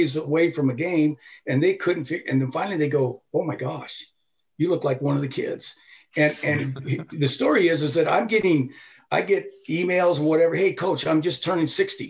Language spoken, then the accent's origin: English; Tooele, Utah, United States; also born or lived in Honolulu, Hawaii; I was born in Hawaii and in Honolulu. And then my dad was a chemist, a biochemist